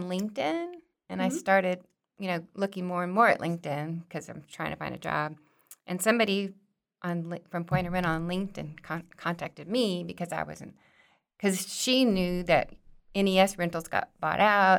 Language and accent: English; Fort Worth, Texas, United States; born there; also born or lived in Hawaii; No, I was born in Fort Worth, actually.